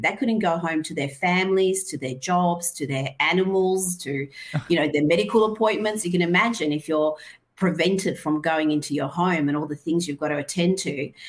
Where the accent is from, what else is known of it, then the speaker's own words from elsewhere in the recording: Iran; moved away; I grew up in Iran